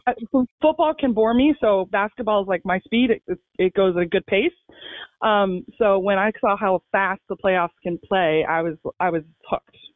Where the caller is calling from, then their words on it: Fairfax, Virginia, United States; I am calling from Funfax, Virginia, also known as Fairfax